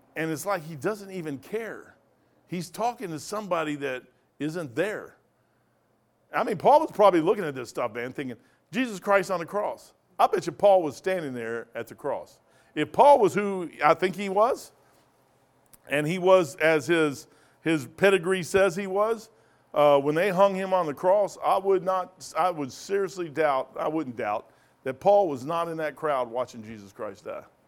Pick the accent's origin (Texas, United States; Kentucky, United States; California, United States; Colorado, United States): Kentucky, United States; moved away; also born or lived in Napa Valley; I'm from Kentucky